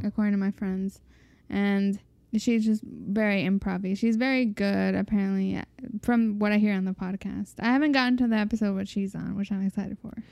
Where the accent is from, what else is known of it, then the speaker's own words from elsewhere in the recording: Mexico; growing up in Mexic